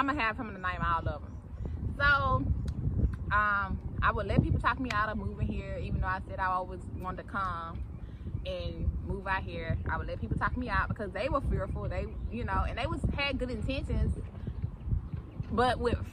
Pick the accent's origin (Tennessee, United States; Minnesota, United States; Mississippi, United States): Mississippi, United States; moved away as an adult; now in Atlanta, United States; I'm from Mississippi. I'm born and raised in Mississippi.